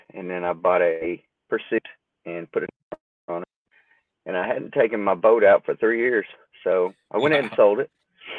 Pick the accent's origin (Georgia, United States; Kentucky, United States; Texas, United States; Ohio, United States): Kentucky, United States; I'm from the Kentucky area, but right. Currently, I live over here by Bowling Green, Smith Grove, and yeah. I moved here for one. I work